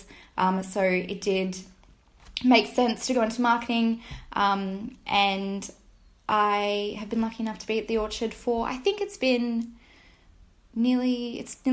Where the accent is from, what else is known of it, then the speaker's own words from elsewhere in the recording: Australia; moved away as an adult; I'm Australian. When I finished school, I went to university